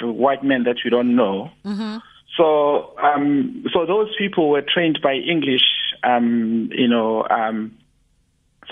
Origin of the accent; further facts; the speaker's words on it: Durban, KwaZulu-Natal, South Africa; moved away as an adult; I moved back to Durban to plow back my skills back to my hometown